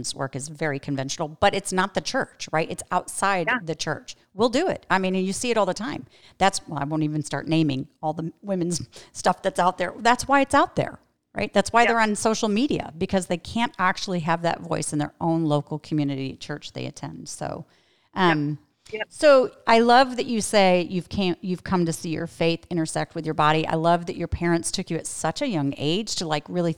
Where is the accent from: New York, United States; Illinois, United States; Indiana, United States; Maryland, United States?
New York, United States; now in Austin, United States; I'm from New York